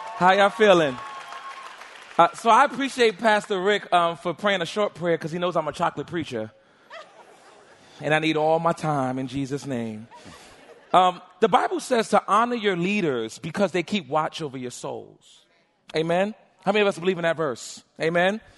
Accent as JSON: {"language": "English", "town": "New York City", "region": "New York", "country": "United States", "tie": "born or raised there", "said": "I was born and raised in Harlem, New York"}